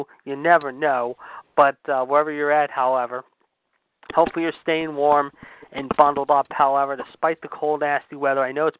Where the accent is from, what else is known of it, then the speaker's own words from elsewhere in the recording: Pittsburgh, Pennsylvania, United States; in my hometown of Pittsburgh